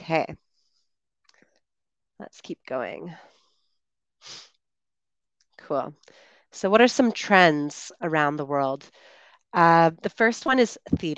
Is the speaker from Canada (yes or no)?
yes; Canada; moved away as an adult; I'm one of the Chatterbug tutors and streamers originally from Canada, and I am currently traveling